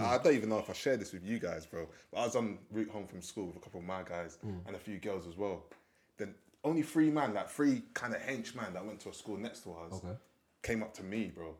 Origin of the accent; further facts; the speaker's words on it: London, United Kingdom; I'm from Hackney and I live near Stokey.